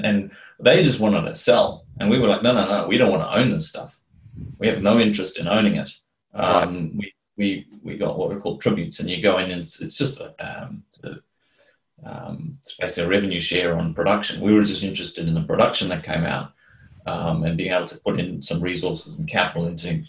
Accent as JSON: {"language": "English", "country": "South Africa", "moved": "yes", "said": "because I come from South Africa, that was where I was originally from."}